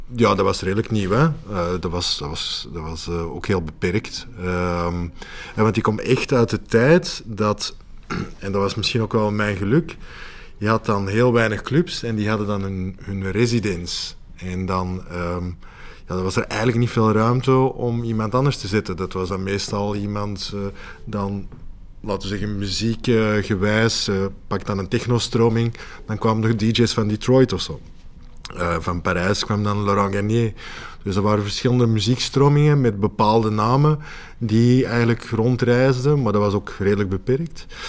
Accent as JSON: {"language": "Dutch", "town": "Antwerp", "region": "Flanders", "country": "Belgium"}